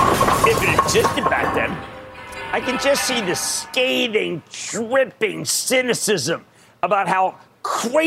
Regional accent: Philadelphia, Pennsylvania, United States; also born or lived in New Jersey; I'm Philadelphian

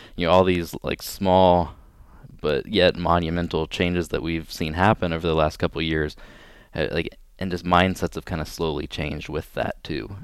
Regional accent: Pleasant Hill, Ohio, United States; moved away as an adult; I'm originally from a really small town in Ohio called Pleasant Hill

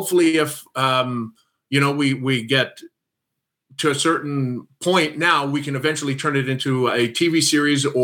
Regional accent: Saskatoon, Saskatchewan, Canada; I'm from Saskatoon, Saskatchewan

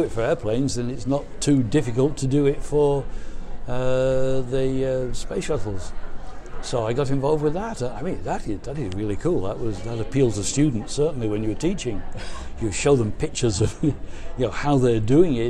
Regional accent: England, United Kingdom; I was born in England in World War II

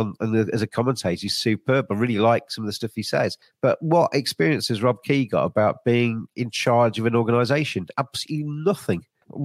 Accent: England, United Kingdom; It's one of the most disappointing things as an Englishman

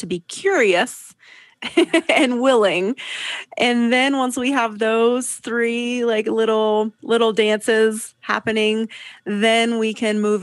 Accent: Southeast, United States; now in Lake Tahoe, California, United States; I grew up in the Southeast.

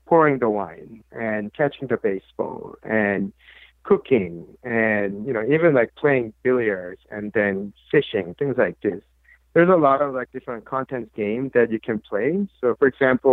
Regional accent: South Korea; moved away as an adult; growing up in South Korea in the early 80s

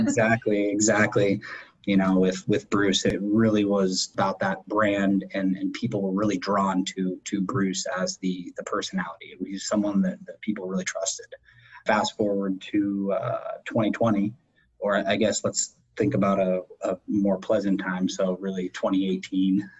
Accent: Erie, Pennsylvania, United States; I was born and raised in, in Erie

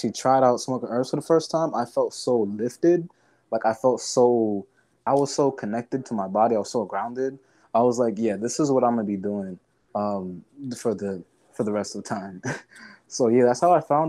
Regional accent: United States; being a young person growing up in America

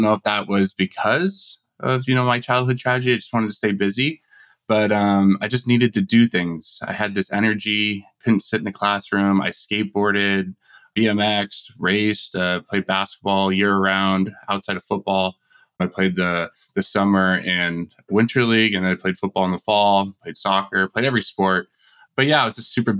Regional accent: Simi Valley, California, United States; moved away as an adult; now in Tempe, United States; I grew up in Simi Valley in Ventura County, just north

